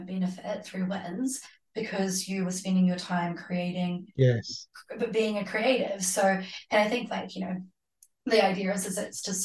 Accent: Hamilton, Waikato, New Zealand; moved away as an adult; also born or lived in Glasgow, United Kingdom / Amsterdam, Netherlands / Sark; now in Auckland, New Zealand; I grew up in Hamilton

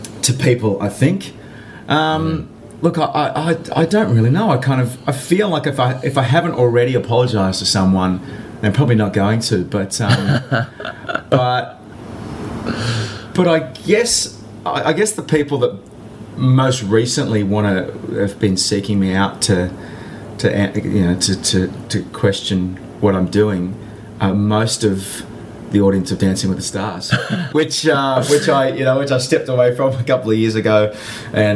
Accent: Cronulla, New South Wales, Australia; moved away as an adult; also born or lived in London; now in Los Angeles, United States; I grew up in Cronulla and we don't have our family home anymore

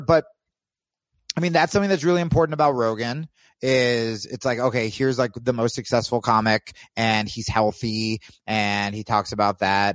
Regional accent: New Jersey, United States; moved away as an adult; also born or lived in New York / Los Angeles; I grew up in Jersey

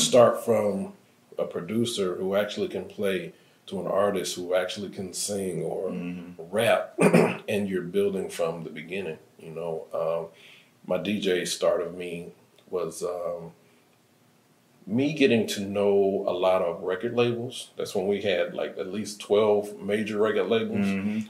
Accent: Chicago, Illinois, United States

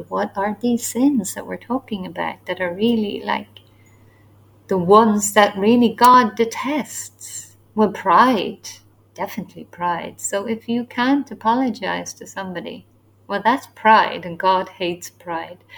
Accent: Ireland; now in Asia; I'm from Ireland, so we are more new to these born again evangelical churches. So we don't have that ingrained history of evangelicalism in our country

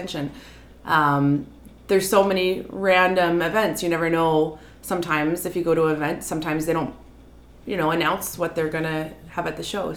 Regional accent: Charlottetown, Prince Edward Island, Canada; moved away as an adult; now in Red Deer, Canada; I'm born and raised in Prince Edward Island, Charlottetown, Prince Edward Island.

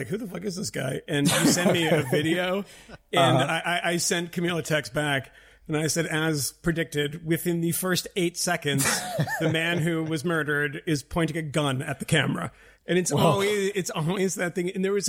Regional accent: Boston, Massachusetts, United States; these guys in Boston, my hometown.

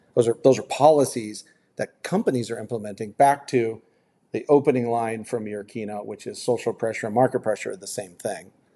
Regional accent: United States; I'm very proud to be an American or, or you know a U.S. citizen. I'm proud to be from here

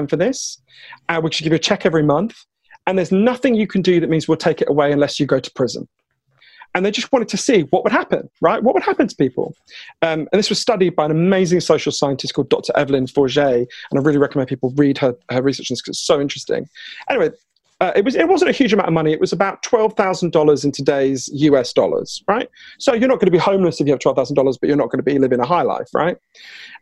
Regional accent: United Kingdom; accent: Downton Abbey; my weird Downton Abbey accent, I am British

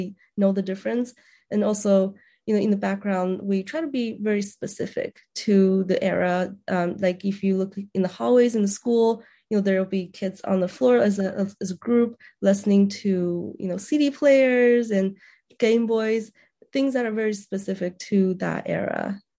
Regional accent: Beijing, China; also born or lived in New Mexico; now in Indiana, United States; So I was from Beijing, China, and then I immigrated to New Mexico and lived there for about 5 years. And then I came over to Indiana.

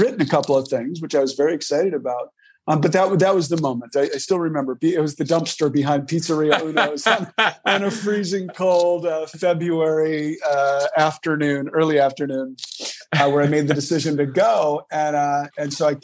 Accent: Milwaukee, Wisconsin, United States; moved away; I was from Milwaukee

